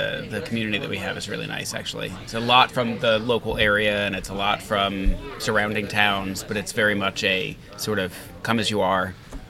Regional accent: South Florida, United States; now in New Jersey, United States; South Florida.

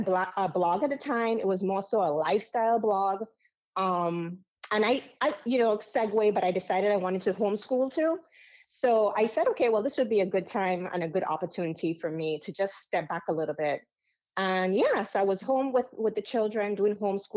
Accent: U.S. Virgin Islands; accent: Caribbean; moved away; also born or lived in Dominica; I grew up in America's paradise, which we call the U.S. Virgin Islands.

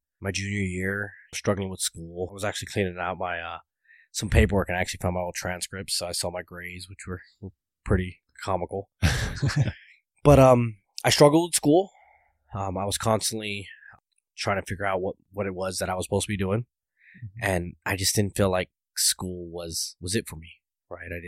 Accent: Coachella Valley, California, United States; I grew up in Coachella Valley

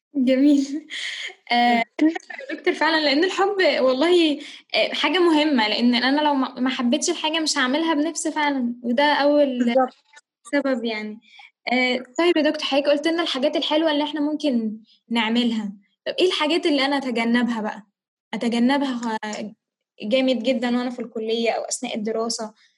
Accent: Egypt

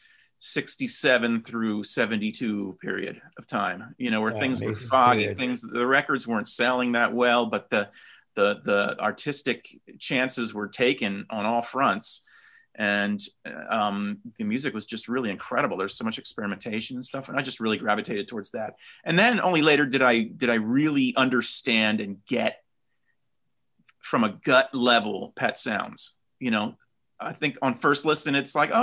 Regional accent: East Coast, United States; growing up, I'm from the East Coast

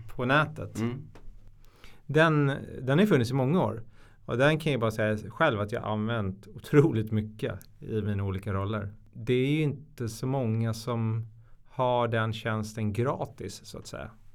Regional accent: Stockholm, Stockholm County, Sweden; Jag är från Stockholm. Jag tror det hörs på dialekten

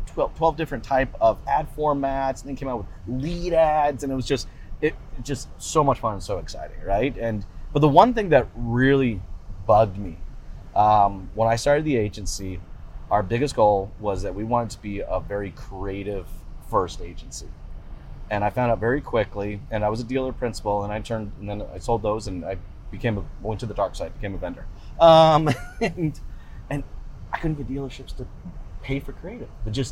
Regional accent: Boise, Idaho, United States; born there; also born or lived in Canada; I was born in Boise, Idaho.

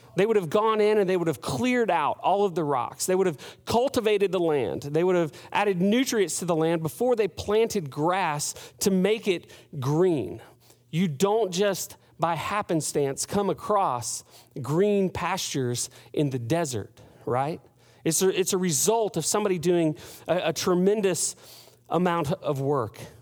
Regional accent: United States; as an American, as a, a, a guy who's grown up in the Western, uh, hemisphere

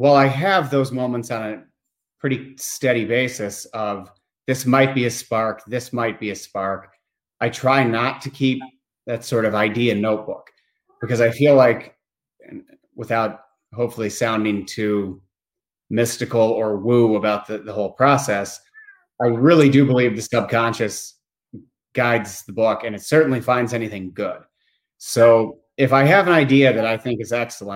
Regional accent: Bloomington, Indiana, United States; also born or lived in Maine; I'm originally from Bloomington, Indiana

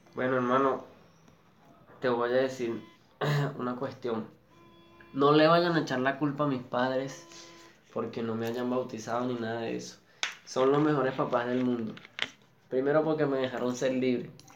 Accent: Caracas, Capital District, Venezuela; yo vengo de un barrio de Antímano, Caracas

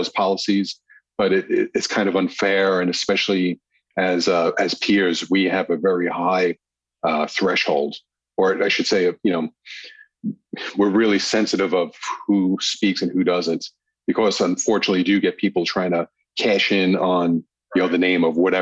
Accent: New York, United States; moved away as an adult; now in Los Angeles, United States; being a New Yorker and working NYPD back then

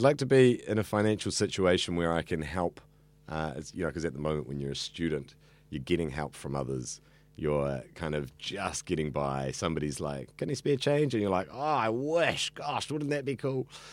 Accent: Auckland, New Zealand; I grew up here in central Auckland.

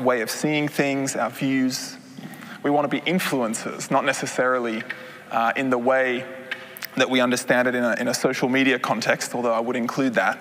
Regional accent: Australia; moved away as an adult; now in Netherlands; I am originally a Dutchman, but I grew up in Australia, as you might be able to hear

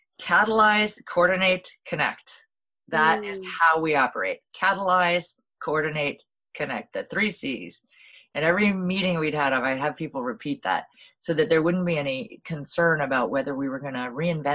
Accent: Hawaii, United States; what really became very apparent to me, particularly through, you know, growing up in Hawaii and seeing how the whole system was working

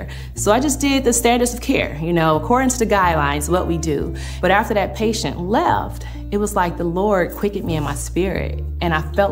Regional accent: Flint, Michigan, United States; when I was growing up in Flint, I was the oldest child

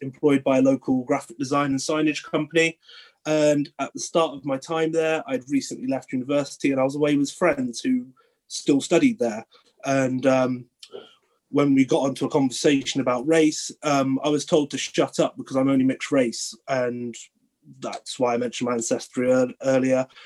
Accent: Cornwall, South West England, United Kingdom; moved away as an adult; now in Bath, United Kingdom; I grew up in Cornwall in the southwest

